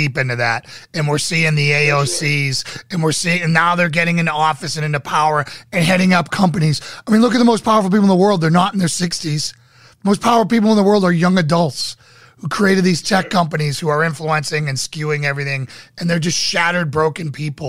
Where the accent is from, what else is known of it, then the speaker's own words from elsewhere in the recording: Northeast, United States; Lauren and I grew up in the Northeast, right?